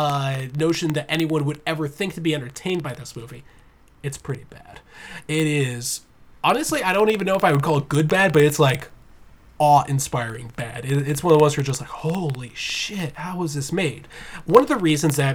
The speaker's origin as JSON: {"language": "English", "country": "United States", "said": "I'm straight, I'm white, I'm male, I'm an American, I'm Christian."}